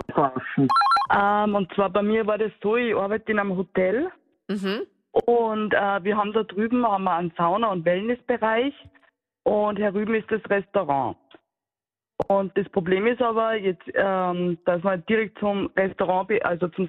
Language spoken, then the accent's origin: German; Cologne, North Rhine-Westphalia, Germany; Und ich war da aber Kölner und als Kölnerin habe ich da gewartet.